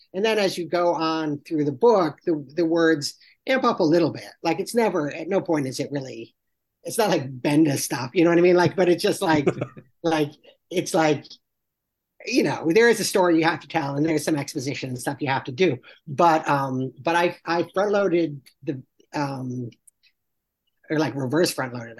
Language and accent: English; Salisbury, Connecticut, United States; moved away; I'm from Salisbury, Connecticut, which is the little town right next door